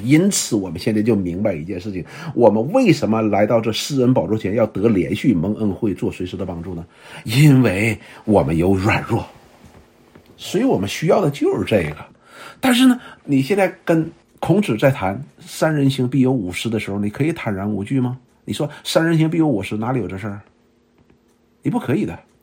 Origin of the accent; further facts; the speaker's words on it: China; 我们中国人读过很多的圣贤书啊